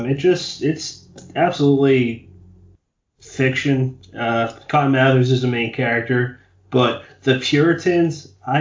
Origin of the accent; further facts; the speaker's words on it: Bridgewater, Massachusetts, United States; I'm from Bridgewater, Massachusetts, and it's just pretty much directly in between Boston and Providence.